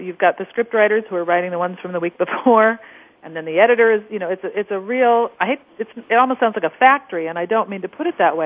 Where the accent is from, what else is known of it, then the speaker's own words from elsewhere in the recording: Orange County, California, United States; I actually lived out in Orange County, a couple of miles from Disneyland. So I always joke, really kidding on the square, that I grew up in Disneyland